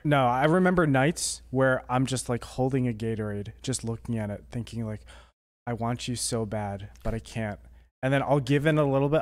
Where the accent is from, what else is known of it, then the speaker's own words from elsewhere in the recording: Toms River, New Jersey, United States; he's from my hometown.